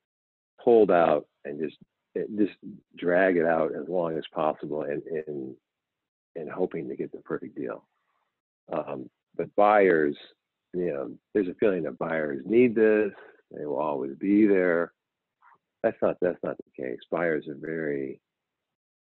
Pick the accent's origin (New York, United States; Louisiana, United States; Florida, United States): New York, United States; I grew up in New York